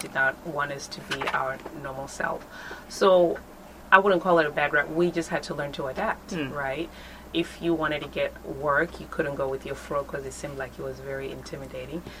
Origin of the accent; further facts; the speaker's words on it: Dallas, Texas, United States; moved away as an adult; also born or lived in Zimbabwe; now in Australia; I was born in Zimbabwe, raised in Texas, and then came to Australia.